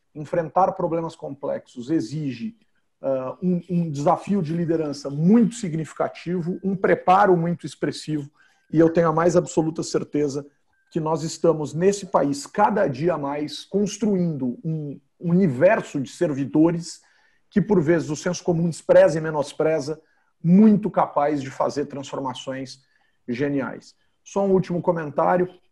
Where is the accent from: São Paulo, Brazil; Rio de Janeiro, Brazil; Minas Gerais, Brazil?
São Paulo, Brazil; algo que eu vivi com oito anos de idade, como paulistano